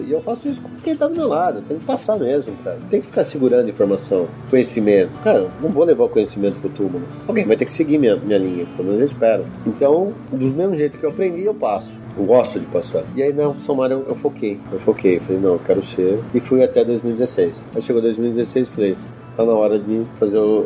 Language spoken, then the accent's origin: Portuguese; Campinas, São Paulo, Brazil; eu sou de Campinas